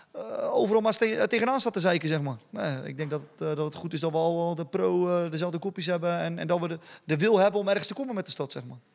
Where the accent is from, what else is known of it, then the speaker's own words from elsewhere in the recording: Dordrecht, South Holland, Netherlands; als Dordtenaar zijn, de, eh, zijn we allemaal trotse ambassadeurs van onze stad